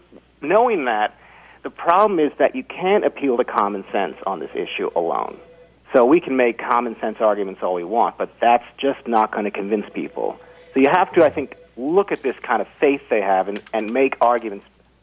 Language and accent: English; New York City, New York, United States; I am born and raised in the Upper West Side